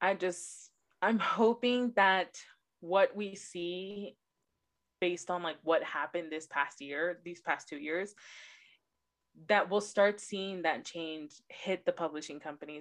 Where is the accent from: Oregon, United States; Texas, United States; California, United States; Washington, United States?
California, United States; Los Angeles; I'm born and raised in Los Angeles